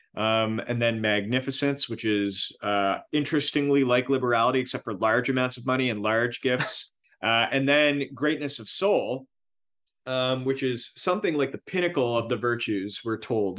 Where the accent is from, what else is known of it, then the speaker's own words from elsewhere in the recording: Miramichi, New Brunswick, Canada; my hometown, Miramichi